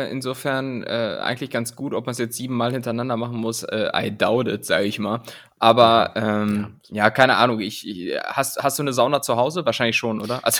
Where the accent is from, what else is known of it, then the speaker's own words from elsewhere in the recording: Rhineland-Palatinate, Germany; Am ehesten bin ich Pfälzer, aber ich sehe mich ganz einfach als Weltbürger.